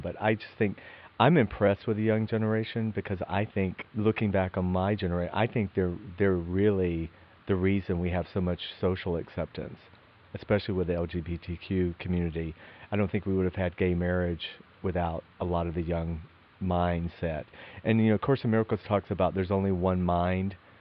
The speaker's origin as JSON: {"language": "English", "town": "Athens", "region": "Georgia", "country": "United States", "tie": "born or raised there", "said": "we grew up together in Athens, Georgia."}